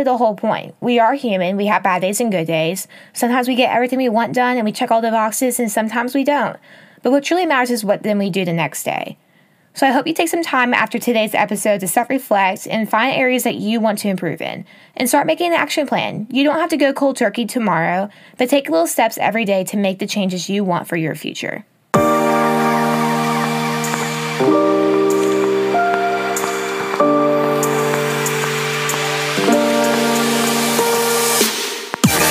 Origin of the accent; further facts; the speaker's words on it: Texas, United States; moved away as an adult; now in Alabama, United States; I'm currently in my hometown where I grew up. I've been here since Thanksgiving and just kind of spent the holiday season working from here rather than traveling back and forth from Texas to Alabama